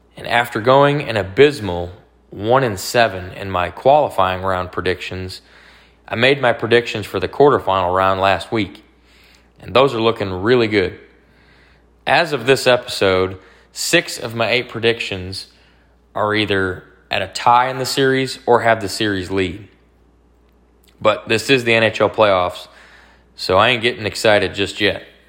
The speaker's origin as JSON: {"language": "English", "town": "Dallas", "region": "Texas", "country": "United States", "tie": "born or raised there", "said": "my hometown, Dallas"}